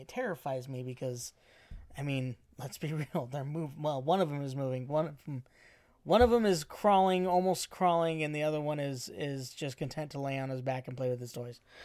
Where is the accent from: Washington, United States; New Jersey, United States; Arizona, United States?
Arizona, United States; I'm from Arizona